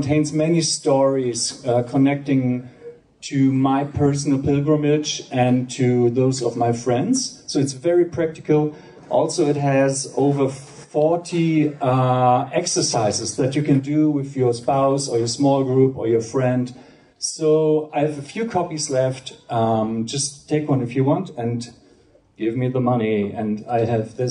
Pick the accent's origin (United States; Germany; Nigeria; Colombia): Germany; Hamburg; I'm from Hamburg, Germany.